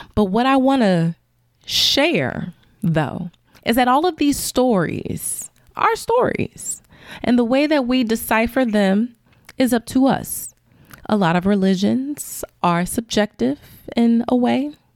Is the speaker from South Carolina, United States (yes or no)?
no; Chicago, Illinois, United States; I'm from Chicago